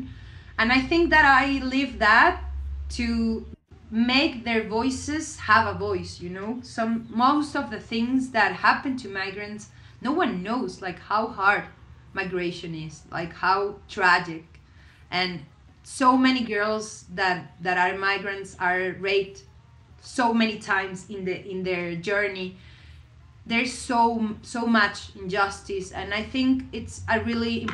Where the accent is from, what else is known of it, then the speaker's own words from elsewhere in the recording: Venezuela; moved away as an adult; I come from Venezuela and I grew up in a really crazy country with a dictatorship